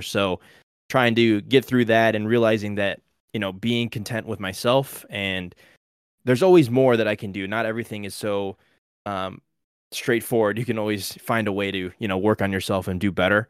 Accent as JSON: {"language": "English", "region": "Illinois", "country": "United States", "tie": "born or raised there", "said": "I was born in Illinois, born and raised"}